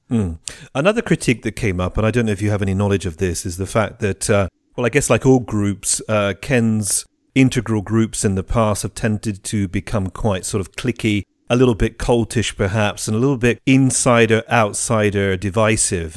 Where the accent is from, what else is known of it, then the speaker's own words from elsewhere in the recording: United Kingdom; now in Trieste, Italy; I'm British